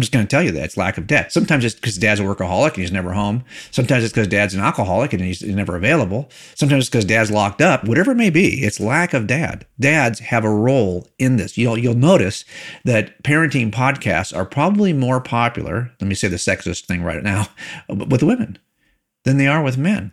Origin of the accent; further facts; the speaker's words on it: California, United States; I was raised in here in California